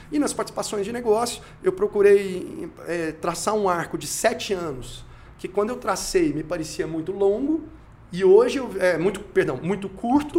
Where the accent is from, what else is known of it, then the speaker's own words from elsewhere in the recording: Goiânia, Goiás, Brazil; moved away as an adult; also born or lived in Minas Gerais / Geneva; now in Brasília, Brazil; eu não sou de Brasília, eu sou de Goiânia, na verdade eu sou mineiro de nascimento, goiano de criação e me considero candango brasiliense